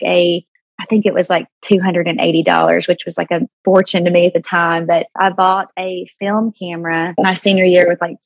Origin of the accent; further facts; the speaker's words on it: El Dorado, Arkansas, United States; moved away; I'm from a small town in south central Arkansas called El Dorado. I was born and raised there.